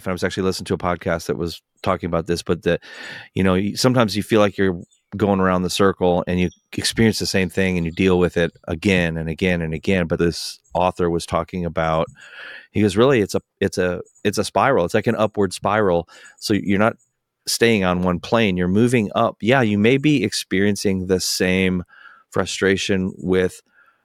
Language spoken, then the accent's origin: English; North Carolina, United States; I'm from North Carolina